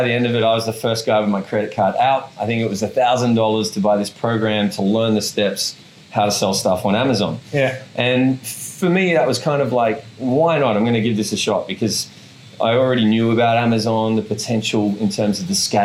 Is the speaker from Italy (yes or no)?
no; Sydney, New South Wales, Australia; now in Bali, Indonesia; I'm originally from Sydney, Australia